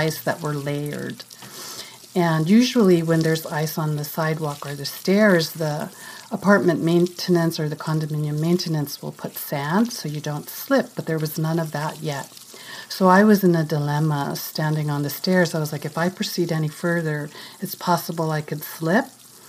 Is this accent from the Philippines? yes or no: yes; Philippines; moved away as an adult; also born or lived in California, United States; now in New York, United States; I was born and raised here. But for my grade school to high school and college, I grew up in the Philippines.